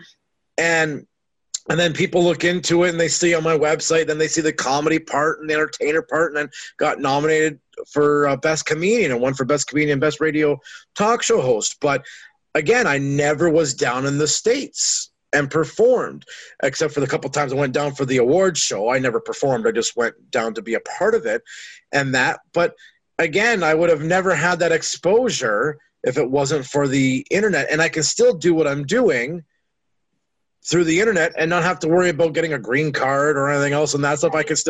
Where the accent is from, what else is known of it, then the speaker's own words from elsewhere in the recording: Canada; I'm losing Canadian listeners now because I'm still Canadian and that stuff there.